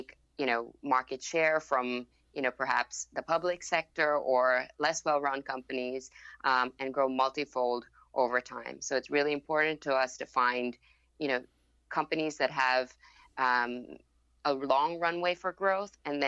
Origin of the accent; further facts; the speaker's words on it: Bangkok, Thailand; first language Thai; English is a second language; And then I grew up in Bangkok, Thailand, so Thai is actually my first language, and then picked up English along the way.